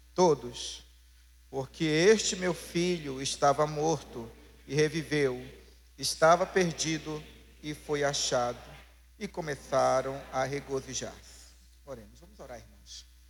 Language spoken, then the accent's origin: Portuguese; Pará, Brazil; como paraense